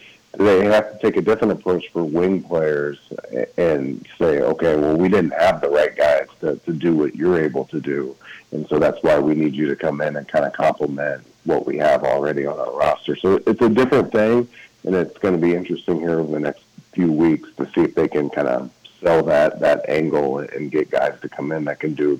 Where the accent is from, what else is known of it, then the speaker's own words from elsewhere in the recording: Indianapolis, Indiana, United States; here in my hometown in Indianapolis